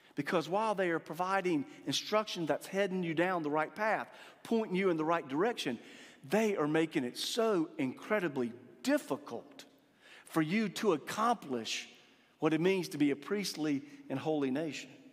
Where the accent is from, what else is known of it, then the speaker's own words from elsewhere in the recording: Eastern North Carolina, United States; Growing up in Eastern North Carolina